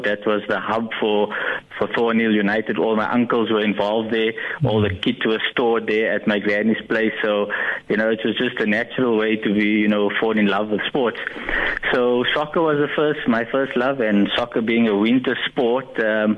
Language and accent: English; Cape Town, Western Cape, South Africa; moved away as an adult; also born or lived in Ratnagiri, India (ancestry); now in Pretoria, South Africa; Yeah, I grew up in Cape Town